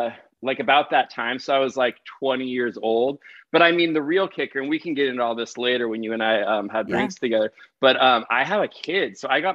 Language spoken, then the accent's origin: English; Pasadena, California, United States; So he is in Pasadena, where I grew up. So I grew up in Pasadena.